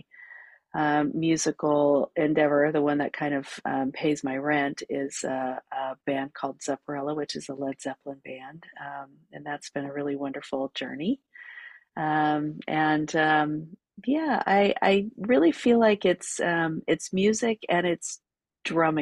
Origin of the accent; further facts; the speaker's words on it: California, United States; moved away as an adult; also born or lived in New York City; I grew up in California. I moved to New York City after I graduated from college